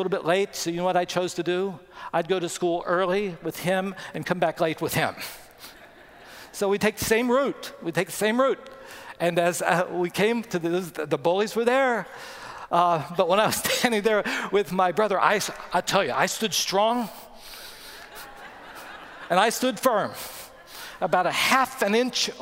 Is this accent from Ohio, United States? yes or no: no; West Virginia, United States; When I grew up in West Virginia, I walked to school